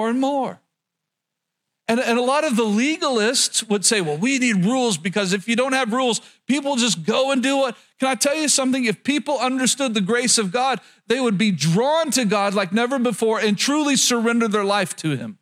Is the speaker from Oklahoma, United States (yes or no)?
yes; rural Oklahoma, United States; growing up in Oklahoma, especially rural Oklahoma